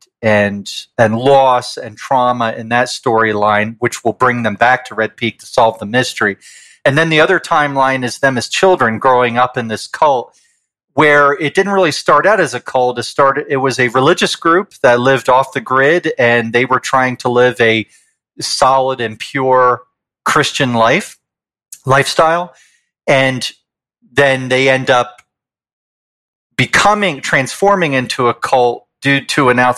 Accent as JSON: {"language": "English", "region": "New York", "country": "United States", "moved": "as an adult", "lives_now": "Calgary, Canada", "said": "I'm from the States originally. I'm a New Yorker and moved here in 2003"}